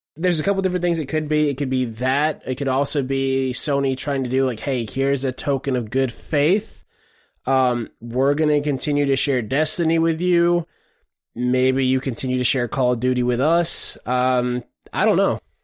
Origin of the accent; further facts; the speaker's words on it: Savannah, Georgia, United States; I'm from Savannah, Georgia